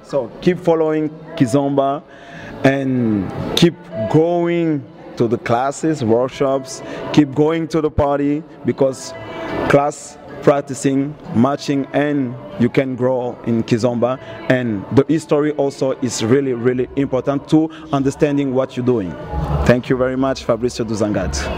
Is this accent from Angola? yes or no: yes; Angola; I'm from Angola